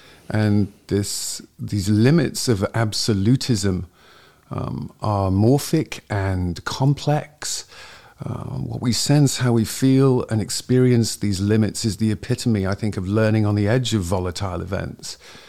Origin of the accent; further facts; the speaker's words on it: Ainsdale, North West England, United Kingdom; moved away as an adult; now in Los Angeles, United States; originally I'm from Northwest England, a little village called Ainsdale by the sea, close to a town called Southport, about 30 minutes north and 30 minutes west of Manchester, and currently reside in Los Angeles.